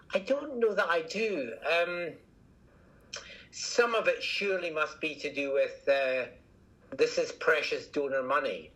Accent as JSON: {"language": "English", "region": "Scotland", "country": "United Kingdom", "accent": "Scottish", "said": "From my accent, you can probably tell I'm Scottish"}